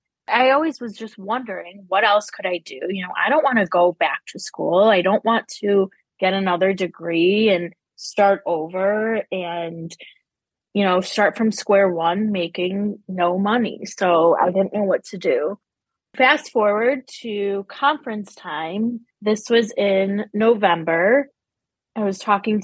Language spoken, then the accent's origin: English; Chicago, Illinois, United States; I am from Chicago, the northern suburbs